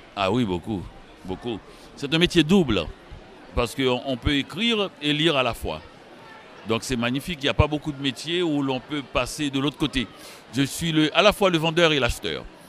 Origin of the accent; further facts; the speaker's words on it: Haiti; now in Montreal, Canada; Je suis né en Haïti. Je vis à Montréal